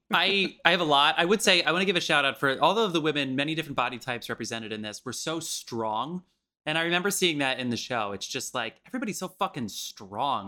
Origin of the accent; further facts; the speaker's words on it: New Jersey, United States; I'm from New Jersey.